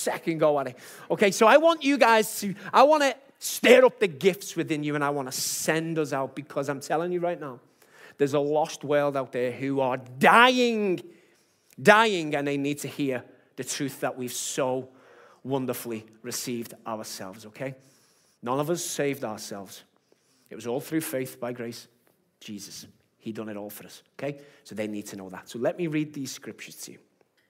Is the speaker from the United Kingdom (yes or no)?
yes; Liverpool, North West England, United Kingdom; I'm from Liverpool